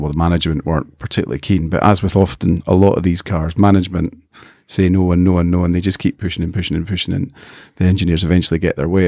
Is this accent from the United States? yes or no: no; Scotland, United Kingdom; I'm a Scotsman